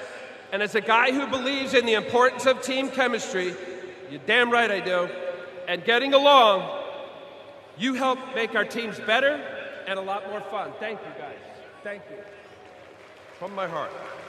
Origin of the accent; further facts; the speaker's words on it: New Jersey, United States; I was a Mets fan growing up in New Jersey as a little boy.